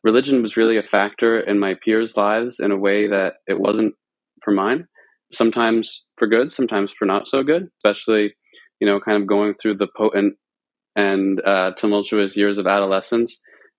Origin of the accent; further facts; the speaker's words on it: Lebanon, Pennsylvania, United States; So I actually grew up in central Pennsylvania. I grew up just outside of Lebanon, about I suppose an hour and a half west of Philadelphia. And the area I grew up in is pretty, people tend to be pretty religious around here.